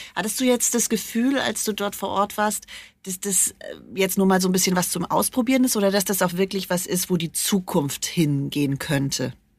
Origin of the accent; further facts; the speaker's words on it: Germany; bei uns in Deutschland